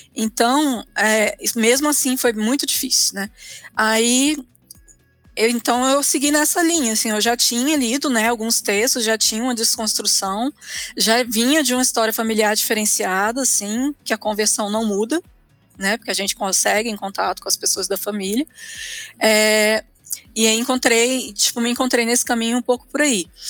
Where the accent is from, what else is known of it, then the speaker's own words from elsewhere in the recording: Brasília, Federal District, Brazil; moved away as an adult; also born or lived in Rio de Janeiro; now in Curitiba, Brazil; eu sou de Brasília